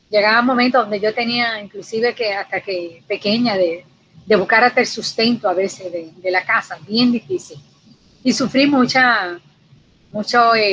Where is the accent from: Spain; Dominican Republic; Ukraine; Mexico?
Dominican Republic; La Vega; also born or lived in Santo Domingo; Bueno, pues yo soy una campesina. Yo soy de un campo de La Vega, de República Dominicana. Eh, cursé estudios allá en el, campo, la, primaria y secundaria.